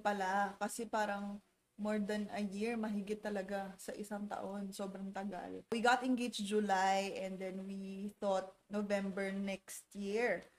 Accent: Calabarzon, Philippines; We're from Cavite

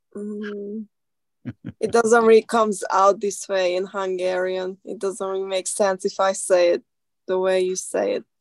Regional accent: Iran; first language Persian; English is a second language; now in Slovakia; I am from Iran

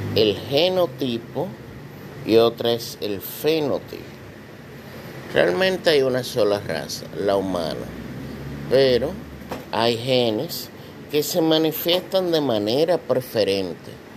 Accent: Dominican Republic; todos nos vemos como dominicanos

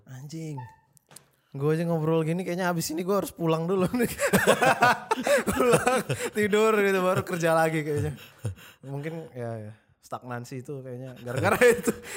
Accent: Medan, North Sumatra, Indonesia; now in Jakarta, Indonesia; gue dari Medan

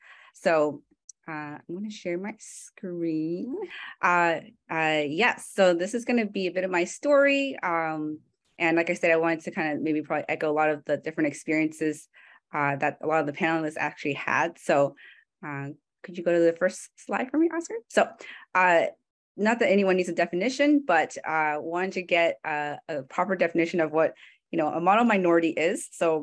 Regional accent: San Francisco, California, United States; Francisco native, right? So kind of a small set, kind of a minority within already a minority group. So I was born in California, and I was raised by a single mom.

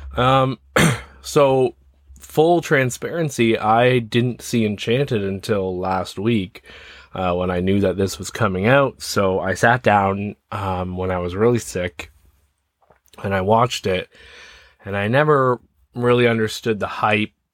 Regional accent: Ontario, Canada; So I'm from Ontario, Canada

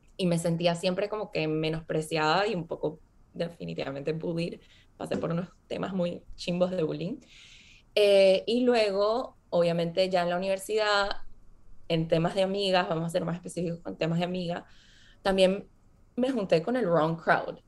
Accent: Venezuela; moved away as an adult; also born or lived in Boston, United States; Yo crecí viví en Venezuela.

